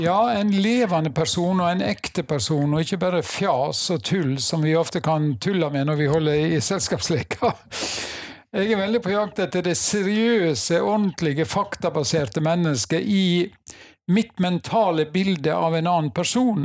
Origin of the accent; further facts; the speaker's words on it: Nordhordland, Vestland, Norway; Jeg er fra Nordhordland. Uh, bor på Seim i Alver kommune.